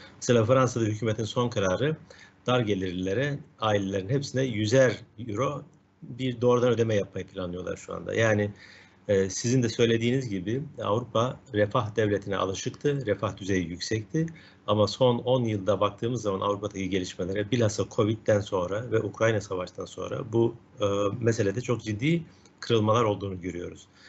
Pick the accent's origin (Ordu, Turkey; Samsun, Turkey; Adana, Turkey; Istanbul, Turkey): Adana, Turkey; ben kendi memleketim işte ben Adana'dayım